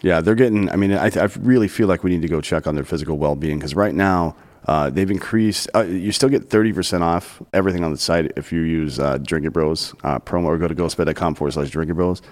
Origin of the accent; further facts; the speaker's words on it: South Carolina, United States; moved away; I grew up in South Carolina